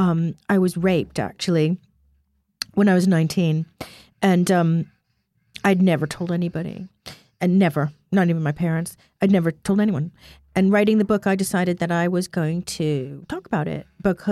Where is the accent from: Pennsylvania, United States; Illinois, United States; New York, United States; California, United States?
Illinois, United States; Chicago; moved away; I grew up in Chicago partially